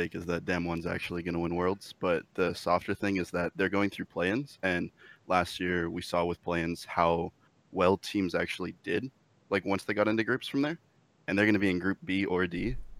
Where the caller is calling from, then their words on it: Monrovia, California, United States; I'm calling from Monrovia, California.